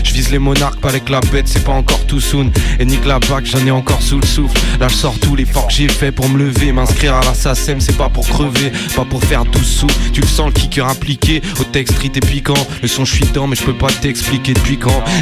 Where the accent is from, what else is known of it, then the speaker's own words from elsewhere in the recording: Lyon, Auvergne-Rhône-Alpes, France; Moi, je saurais pas dire, mais voilà, je suis lyonnais, moi.